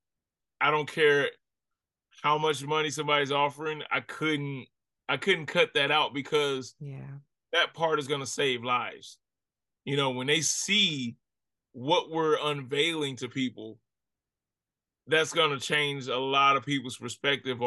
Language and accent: English; Ferguson, Missouri, United States; also born or lived in Miami; growing up in Ferguson, growing up in America